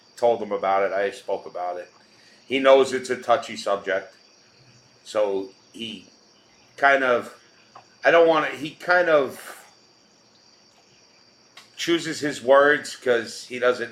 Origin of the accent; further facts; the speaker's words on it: New York City, New York, United States; I grew up in New York my whole life